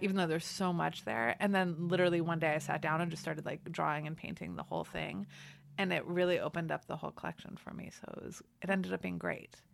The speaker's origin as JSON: {"language": "English", "town": "Los Angeles", "region": "California", "country": "United States", "tie": "born or raised there", "said": "I'm from L A. I grew up in Los Angeles."}